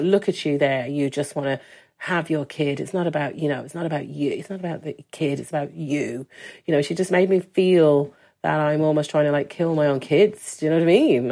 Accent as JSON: {"language": "English", "town": "Birmingham", "region": "West Midlands", "country": "United Kingdom", "tie": "born or raised there", "also_born_or_lived": "Dublin, Ireland", "moved": "as an adult", "lives_now": "Donegal, Ireland", "said": "growing up in Birmingham, um, I always loved it. But from nineteen, I left and travelled and studied in different places."}